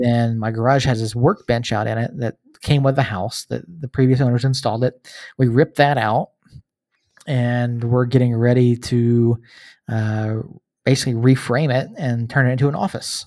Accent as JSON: {"language": "English", "region": "Georgia", "country": "United States", "tie": "born or raised there", "moved": "as an adult", "lives_now": "New Mexico, United States", "said": "I grew up in Georgia, uh, not from New Mexico originally. I've been out here, uh, eleven years"}